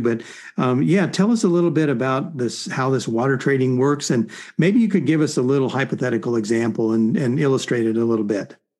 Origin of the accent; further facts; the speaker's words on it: Arizona, United States; also born or lived in California; now in Central Oregon, United States; I grew up in Arizona